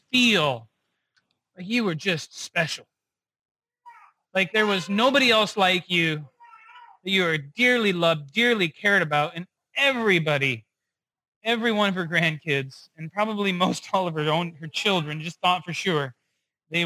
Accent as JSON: {"language": "English", "town": "Rochester", "country": "United States", "tie": "born or raised there", "also_born_or_lived": "North Dakota", "said": "I grew up primarily in Rochester. And every year when I was a kid, we would make trips back to the Midwest because I was actually born in North Dakota."}